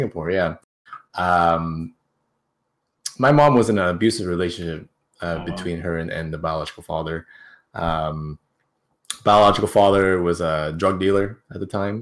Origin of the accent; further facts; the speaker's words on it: Canada; We're in Canada, so technically I was born in Canada, so I am a Canadian